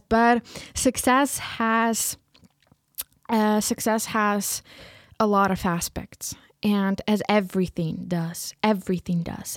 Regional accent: Ukraine; first language Ukrainian; English is a second language; moved away as an adult; now in Leipzig, Germany; I was raised and born in Ukraine and just living here.

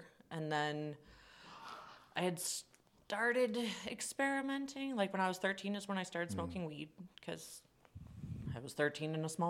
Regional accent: Ottawa, Ontario, Canada; so I'm from Ottawa.

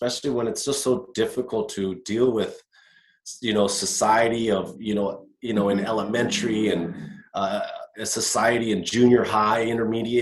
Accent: Costa Mesa, California, United States; him and my mom met in Newport Beach, had me, bought a house in Costa Mesa

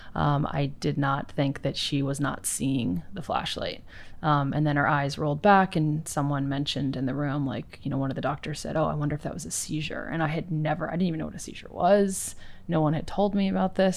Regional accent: East Coast, United States; moved away; I grew up on the East Coast

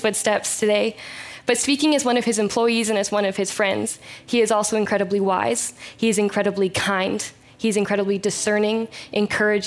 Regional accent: Chilliwack, British Columbia, Canada; I was born and raised in Chilliwack, BC, and I still live here

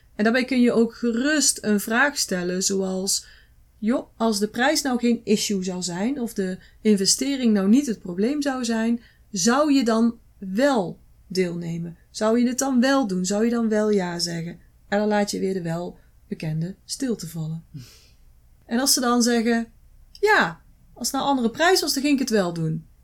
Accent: Netherlands; wij zijn als Nederlanders

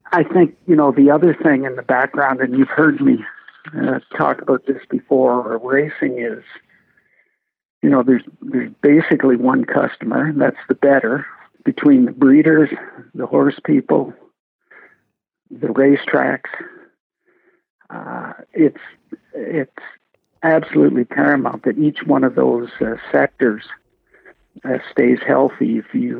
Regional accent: Peterborough, Ontario, Canada; I grew up in Peterborough, about a block from the old Morrill Park Raceway

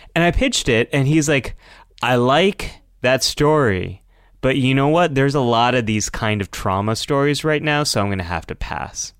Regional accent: United States; growing up in America is, um, always feeling a little bit different

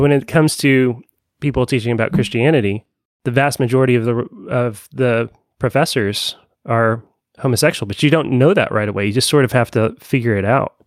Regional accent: Evansville, Indiana, United States; now in Bloomington, United States; i grew up in conservative evansville indiana and moved to bloomington

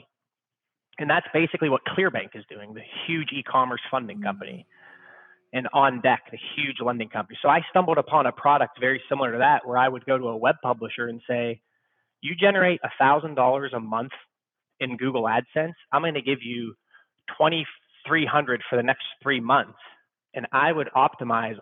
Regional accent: Youngstown, Ohio, United States; moved away as an adult; also born or lived in Chicago; I'm originally from Youngstown, Ohio. Went to YSU

